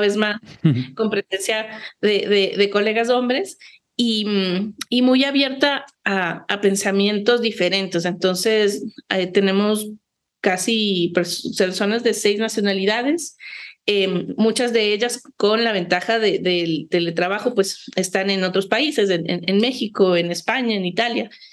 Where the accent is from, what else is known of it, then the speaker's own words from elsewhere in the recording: Ecuador; quienes habitamos el país